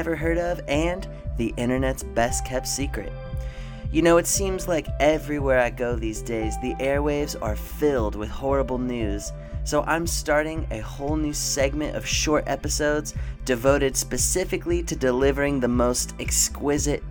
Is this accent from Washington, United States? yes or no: yes; Washington, United States; now in Cleveland, United States; … and I are both originally from Washington State